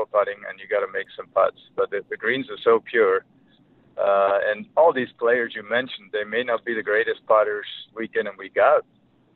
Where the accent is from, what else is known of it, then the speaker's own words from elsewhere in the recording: Germany; moved away as an adult; now in United States; growing up in Germany in the winter, I was basically no golf for 4 or 5 months